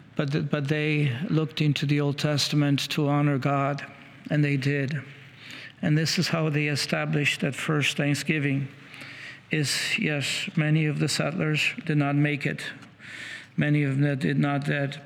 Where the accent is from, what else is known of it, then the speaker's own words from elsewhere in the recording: Washington, District of Columbia, United States; I come from Washington, D.C. area